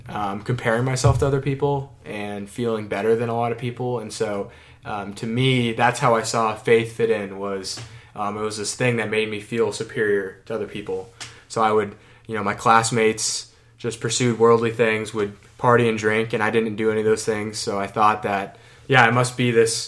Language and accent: English; Thousand Oaks, California, United States; moved away as an adult; now in Washington, D.C., United States; I'm from California, grew up in Southern California